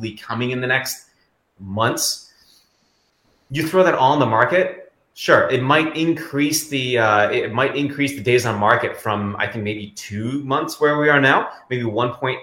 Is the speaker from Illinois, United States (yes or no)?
no; Kalamazoo, Michigan, United States; Kalamazoo, Michigan as well, my hometown.